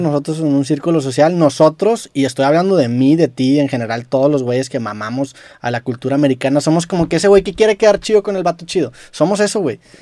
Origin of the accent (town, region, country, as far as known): Mexico